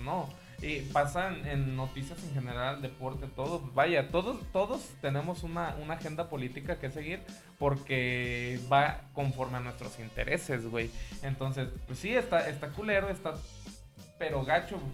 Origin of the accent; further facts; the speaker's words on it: Mexico; lo que nosotros como mexicanos conocemos como ojete, gacho, culero